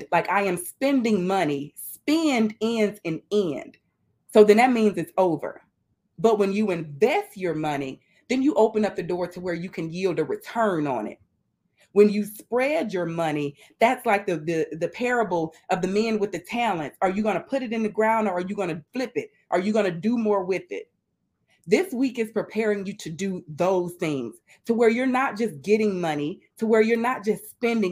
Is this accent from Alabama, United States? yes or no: yes; Mobile, Alabama, United States; now in Tampa, United States; But I live in Tampa, Florida, and I'm originally from Mobile, Alabama